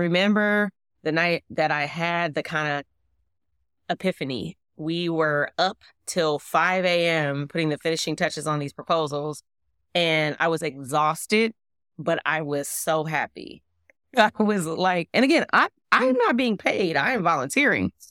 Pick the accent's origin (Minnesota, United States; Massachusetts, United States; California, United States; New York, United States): California, United States; Oakland; I am from Oakland, California, specifically East Oakland, specifically deep East Oakland